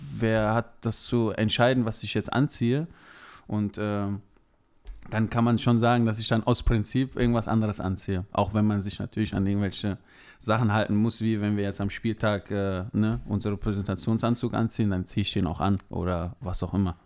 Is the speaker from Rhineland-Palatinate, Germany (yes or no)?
no; near Leverkusen, North Rhine-Westphalia, Germany; moved away as an adult; now in Mannheim area, Germany; aus meiner Heimat im Rheinland, in, äh, in, der Nähe von oder in der Umgebung von Leverkusen